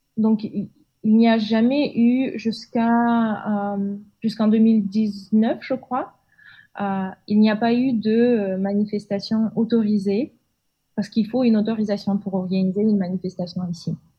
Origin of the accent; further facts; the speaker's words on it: Almaty, Kazakhstan; also born or lived in Marseille, France / Lille, France; je suis née euh, et j'ai grandi au Kazakhstan, dans le euh, sud-est, euh, dans la ville d'Almaty